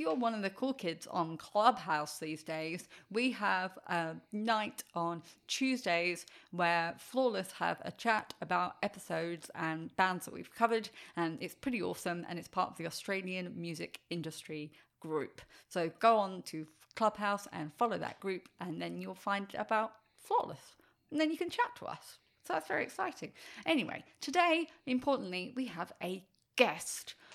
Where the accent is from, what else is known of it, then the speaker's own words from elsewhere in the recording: England, United Kingdom; I'm English